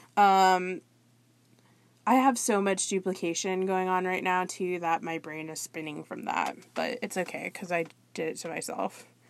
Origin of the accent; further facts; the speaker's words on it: South Florida, United States; I'm from the South Florida area